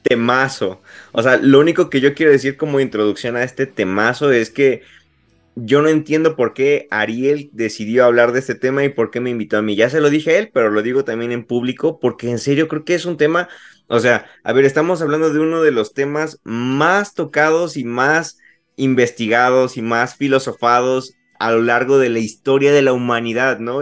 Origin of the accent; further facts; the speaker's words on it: Puebla, Mexico; soy de la ciudad de Puebla, estoy muy, muy a gusto aquí